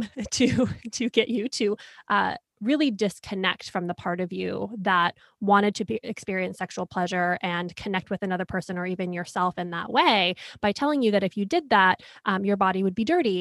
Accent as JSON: {"language": "English", "town": "Rochester", "region": "New York", "country": "United States", "tie": "born or raised there", "said": "I grew up in Rochester, New York"}